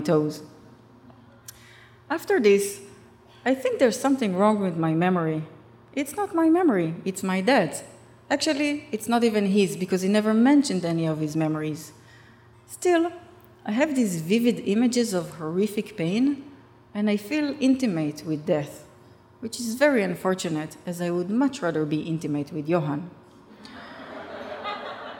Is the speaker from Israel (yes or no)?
yes; Rishon LeZion, Central District, Israel; English is a second language; my hometown, Rishon LeZion